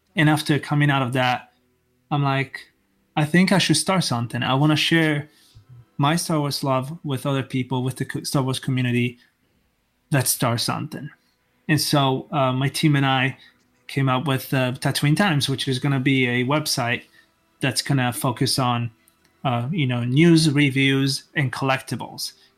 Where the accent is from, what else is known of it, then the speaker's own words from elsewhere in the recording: Italy; moved away; I'm actually originally from Italy